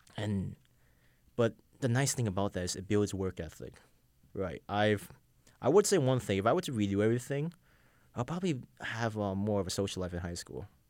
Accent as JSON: {"language": "English", "town": "New York City", "region": "New York", "country": "United States", "tie": "born or raised there", "said": "I grew up in Brownsville. For those who don't know, Brownsville is the hood of Brooklyn."}